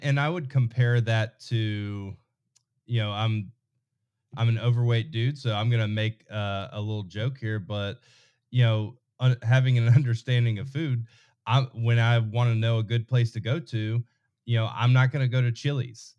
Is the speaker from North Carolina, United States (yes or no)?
yes; North Carolina, United States; I grew up in North Carolina, I've lived everywhere from Charlotte to, you know, Raleigh, Cary, Garner, Clayton